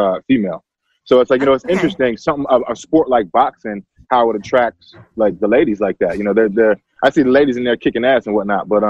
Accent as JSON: {"language": "English", "area": "Bucks County", "region": "Pennsylvania", "country": "United States", "tie": "born or raised there", "also_born_or_lived": "Abington, Pennsylvania", "said": "I was raised in like really Bucks County"}